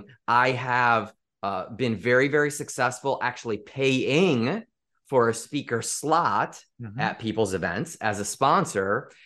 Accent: Chicago, Illinois, United States; He was a sales manager in the Midwest because I grew up in the Chicagoland area.

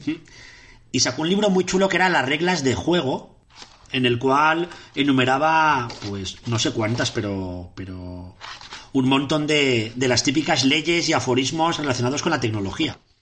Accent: Catarroja, Valencian Community, Spain; era en un pueblo de Valencia que se llama Catarroja, lo más fuerte es que es mi pueblo

